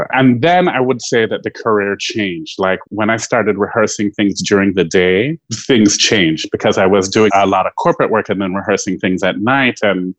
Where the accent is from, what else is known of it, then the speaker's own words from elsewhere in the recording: Jamaica; I'm firmly Jamaican, so I have lots of jobs.